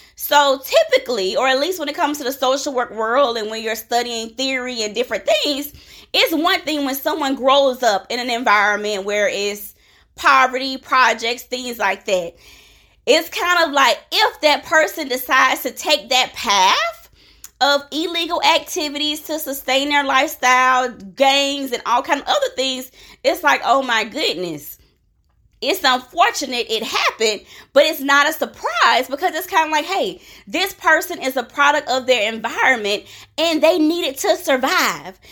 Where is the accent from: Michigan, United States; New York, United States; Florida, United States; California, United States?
Florida, United States; Jacksonville; when I was growing up in Jacksonville, Florida, we did not have gangs